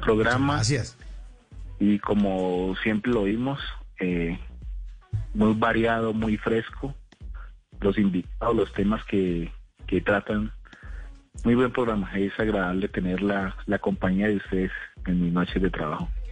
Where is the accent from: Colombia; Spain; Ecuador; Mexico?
Colombia; Cali, Valle del Cauca; moved away as an adult; now in Sogamoso, Colombia; yo soy de Cali, aunque le estoy hablando de Sogamoso, mm. hace unos años vivo acá